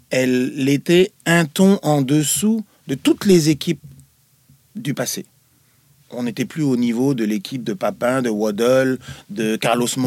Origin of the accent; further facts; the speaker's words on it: Nantes, Pays de la Loire, France; moi je viens de Nantes